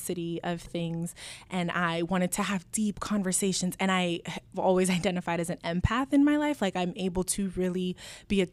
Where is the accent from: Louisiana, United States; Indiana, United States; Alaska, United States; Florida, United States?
Alaska, United States; Anchorage; first language Spanish; English is a second language; moved away as an adult; now in Portland, United States; I grew up in Anchorage, Alaska, and my dad is Dominican and my mom is from Honduras